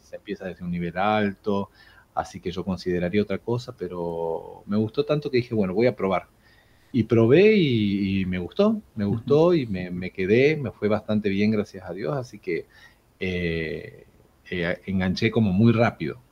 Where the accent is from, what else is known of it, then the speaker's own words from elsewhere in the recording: Jujuy, Argentina; moved away as an adult; now in Tucumán, Argentina; yo de hecho soy de Jujuy, pero ya me considero tucumano, vivo aquí desde el año 2003